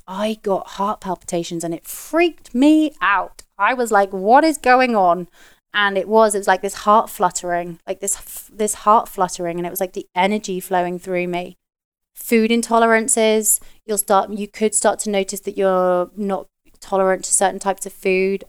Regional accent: United Kingdom; moved away; being a Brit where, you know, we used to drink all the time

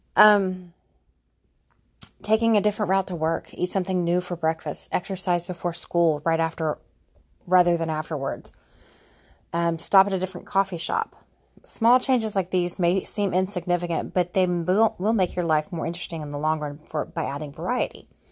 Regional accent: Houston, Texas, United States; also born or lived in Austin; I moved back to Houston from Austin

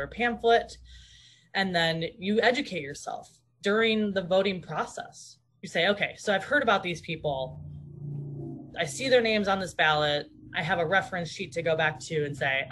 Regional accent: Minneapolis, Minnesota, United States; now in Eugene, United States; I'm born and raised in Minneapolis, Minnesota. Well, a suburb of Minneapolis, but spent most of my time in Minneapolis growing up.

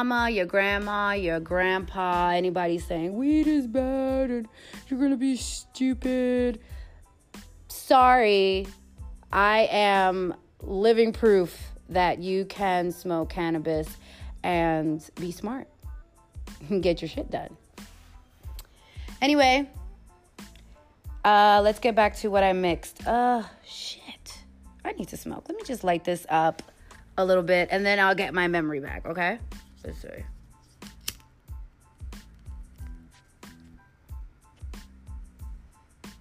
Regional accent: New York, United States; I'm from New York.

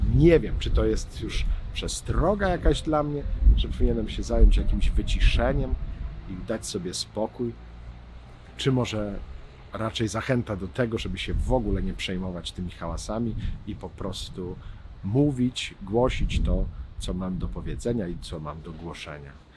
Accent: Kielce region, Świętokrzyskie Voivodeship, Poland; ja jestem z Kieleckiego

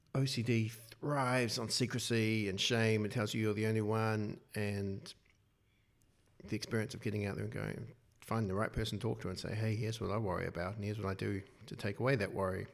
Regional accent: Wellington, New Zealand; I'm from Wellington

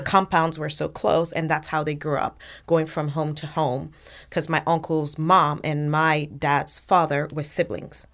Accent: Nigeria; moved away as an adult; also born or lived in Canada / Sierra Leone (ancestry); now in United States; I grew up in Nigeria, and so a lot of my experiences and, and my worldviews were shaped there

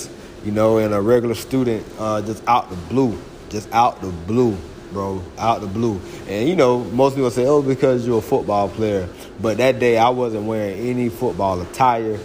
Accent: Florida, United States; born or raised there; moved away as an adult; also born or lived in Georgia

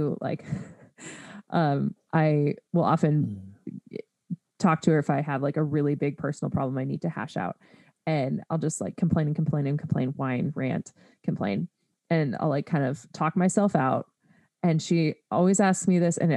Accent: United States; being an American

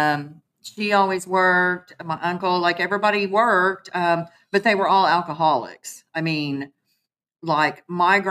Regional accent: Muskogee, Oklahoma, United States; I'm originally from Muskogee, Oklahoma. I'm an Okie from Muskogee.

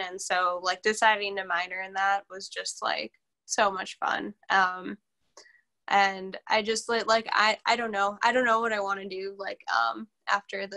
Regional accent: Racine, Wisconsin, United States; also born or lived in Milwaukee / South Milwaukee; I am from Racine, Wisconsin. I was born in Milwaukee. I was raised in Racine. And then I came to South Milwaukee for high school.

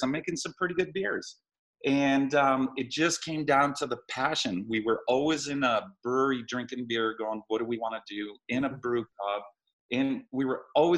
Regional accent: Boulder, Colorado, United States; also born or lived in California; I grew up in Boulder, went to Fairview University, Colorado.

